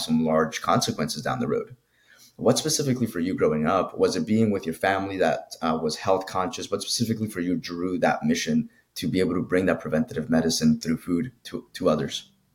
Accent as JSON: {"language": "English", "country": "Colombia", "tie": "born or raised there", "moved": "yes", "lives_now": "United States", "said": "I grew up in Colombia, South America. So, like, for me, it was very different when I came into the States"}